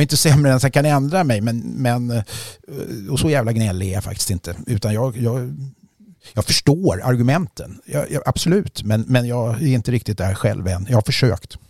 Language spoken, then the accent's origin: Swedish; Sweden; som svensk eh, medborgare